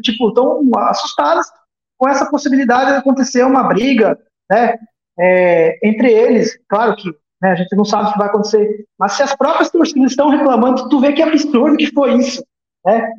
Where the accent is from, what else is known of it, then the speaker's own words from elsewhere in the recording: Rio Grande do Sul, Brazil; como eu sou gaúcho